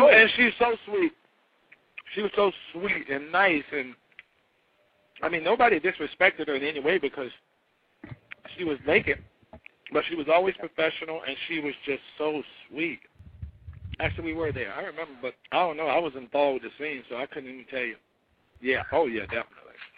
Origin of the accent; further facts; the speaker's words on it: North Carolina, United States; moved away; from North Carolina.